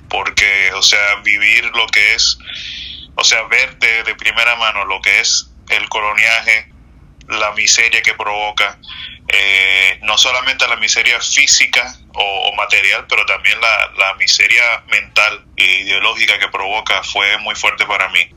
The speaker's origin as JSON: {"language": "Spanish", "country": "Dominican Republic", "tie": "born there", "said": "Yo nací en República Dominicana."}